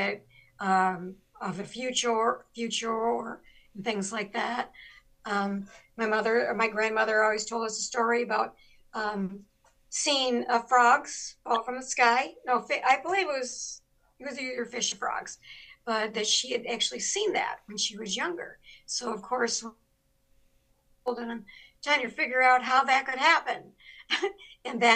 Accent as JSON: {"language": "English", "town": "Laredo", "region": "Texas", "country": "United States", "moved": "yes", "said": "It's actually, it's a barrio in Laredo, Texas, or used to be. It's called a neighborhood now. It's not called a barrio, but I'm from Ghost Town"}